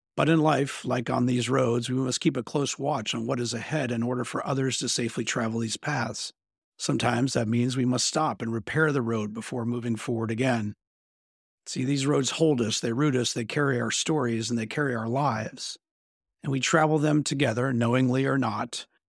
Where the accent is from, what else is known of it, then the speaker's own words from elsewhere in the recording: Bentonville, Arkansas, United States; my hometown of Bentonville, Arkansas